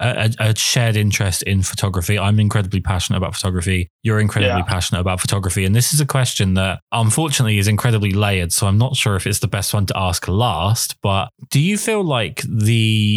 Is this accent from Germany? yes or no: no; England, United Kingdom; I'm English.